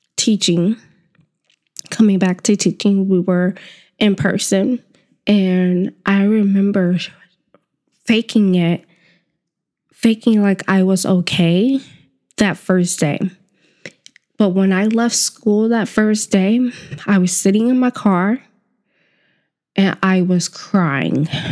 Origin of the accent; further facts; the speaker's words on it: the South, United States; moved away; growing up in the South